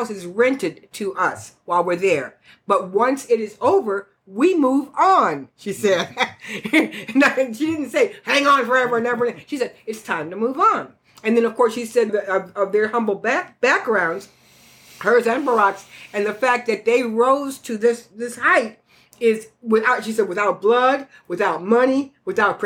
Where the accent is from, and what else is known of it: United States